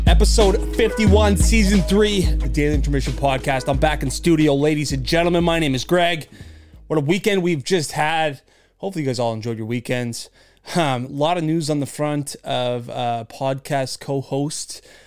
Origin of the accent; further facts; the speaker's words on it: Canada; being a Canadian